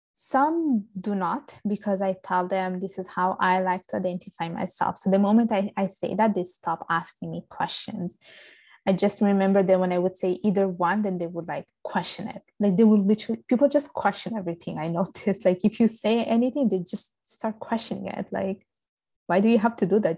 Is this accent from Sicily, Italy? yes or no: yes; Sicily, Italy; accent: Italian; English is a second language; moved away as an adult; now in Montreal, Canada; I was born and raised in Italy.